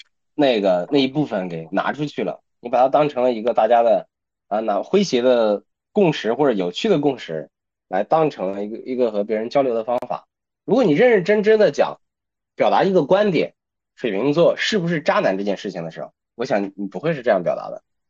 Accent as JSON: {"language": "Chinese", "country": "China", "said": "让大家感受感受我们中国人的第一天偏见。"}